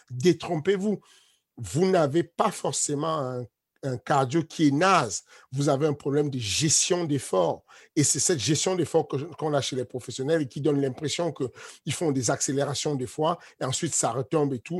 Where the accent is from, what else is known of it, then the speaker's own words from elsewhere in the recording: Cameroon; mon village natal ou, le village de mes parents au Cameroun, ça s'appelle Ivodoula